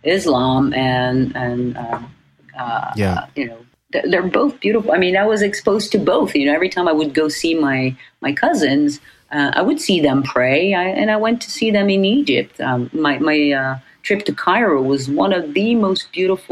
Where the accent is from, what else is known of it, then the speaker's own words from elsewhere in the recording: Paris, Île-de-France, France; also born or lived in Beirut, Lebanon / New York, United States; now in Los Angeles, United States; I grew up in Paris